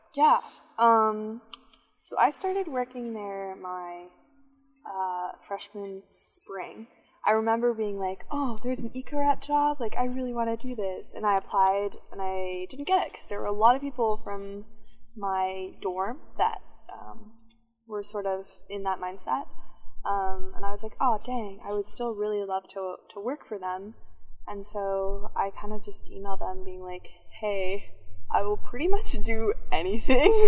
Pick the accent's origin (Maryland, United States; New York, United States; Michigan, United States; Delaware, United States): Maryland, United States; Chevy Chase; I'm from Chevy Chase, Maryland